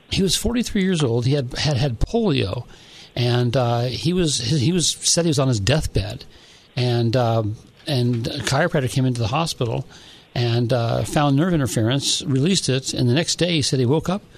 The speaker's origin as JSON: {"language": "English", "town": "San Diego", "region": "California", "country": "United States", "tie": "born or raised there", "said": "I grew up in San Diego"}